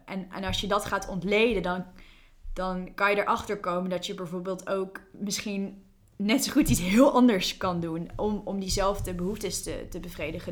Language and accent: Dutch; New Zealand; moved away; Ik, ik ben opgegroeid in Nieuw-Zeeland. Ik heb daar tien jaar gewoond.